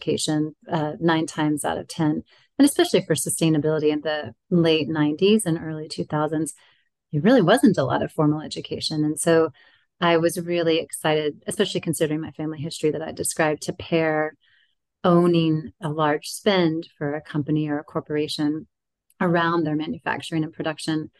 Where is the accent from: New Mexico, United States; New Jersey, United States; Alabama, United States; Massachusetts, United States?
Alabama, United States; moved away as an adult; also born or lived in New York City; I'm originally from Alabama